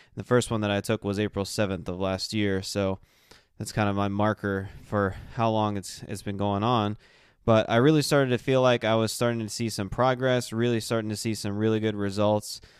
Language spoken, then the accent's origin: English; South Carolina, United States; moved away; my hometown in South Carolina